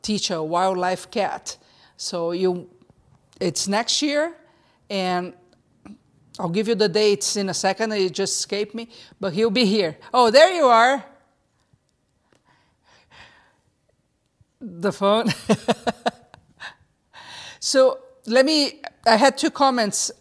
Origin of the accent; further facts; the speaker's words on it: Brazil; I'm from Brazil